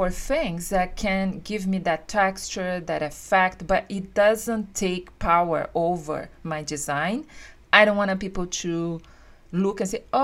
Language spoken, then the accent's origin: English; New Jersey, United States; and there is also that thing because I say that I was from Central Jersey when I was there.